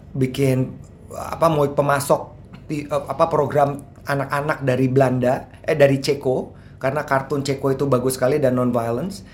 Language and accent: Indonesian; Jakarta, Indonesia; also born or lived in Manado / Surabaya; gue besar anak Ancol